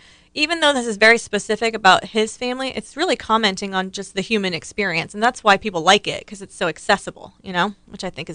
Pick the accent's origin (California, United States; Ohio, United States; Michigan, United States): Ohio, United States; the house I grew up in Ohio